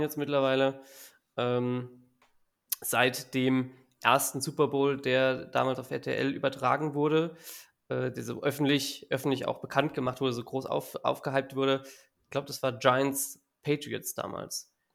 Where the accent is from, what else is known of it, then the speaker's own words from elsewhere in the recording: area of Giessen, Hesse, Germany; ich komme aus der Gegend von Gießen in Hessen